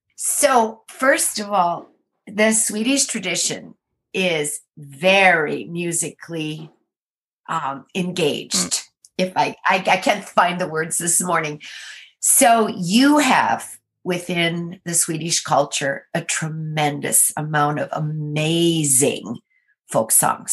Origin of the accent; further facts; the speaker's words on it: Minnesota, United States; now in Maryland, United States; I am from Minnesota